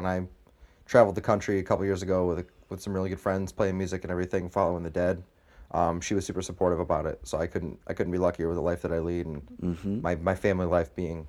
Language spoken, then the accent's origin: English; Canandaigua, New York, United States; born there; My parents, I was born in Canandaigua.